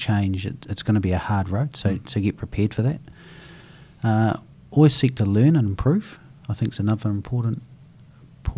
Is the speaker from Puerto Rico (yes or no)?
no; East Coast, New Zealand; now in Christchurch, New Zealand; growing up on the East Coast